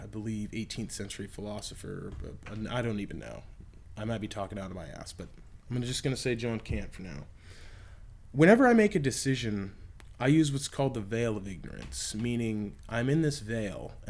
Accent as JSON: {"language": "English", "region": "Texas", "country": "United States", "said": "look at Texas. It's where my home state"}